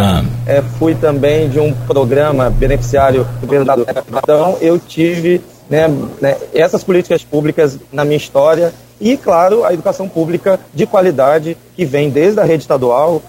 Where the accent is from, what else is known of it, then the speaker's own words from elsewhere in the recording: Campos dos Goytacazes, Rio de Janeiro, Brazil; moved away; also born or lived in Conceição de Macabu; população de Campos, né? Minha terra natal